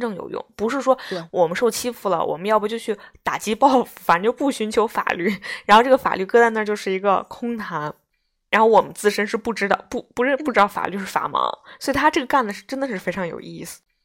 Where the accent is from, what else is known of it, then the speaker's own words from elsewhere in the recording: Beijing, China; moved away as an adult; 我作为一个北京人，我出国以后我明显感觉到作为一个北京人的学习能力不及外省市的学生